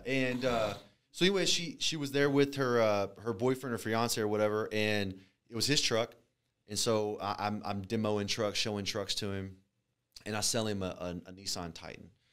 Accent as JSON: {"language": "English", "town": "Alvin", "region": "Texas", "country": "United States", "tie": "born or raised there", "also_born_or_lived": "Galveston, Texas / Freeport, Texas"}